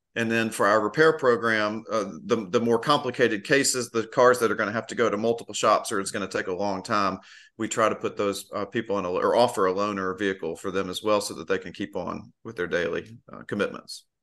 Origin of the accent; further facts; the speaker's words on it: Memphis, Tennessee, United States; now in Asheville, United States; Memphis, Tennessee.